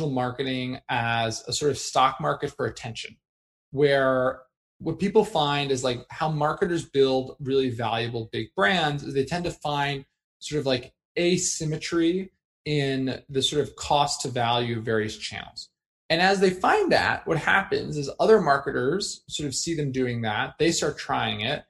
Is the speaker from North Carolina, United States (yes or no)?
no; New Jersey, United States; I grew up in New Jersey.